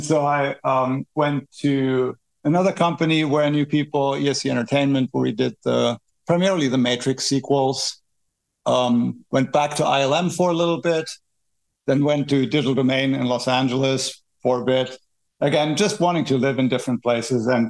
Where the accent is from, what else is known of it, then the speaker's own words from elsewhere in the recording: Berlin, Germany; I grew up in Berlin, Germany